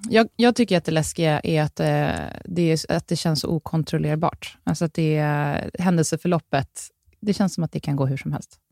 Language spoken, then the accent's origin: Swedish; Sweden; man räknar som svensk, född i Sverige här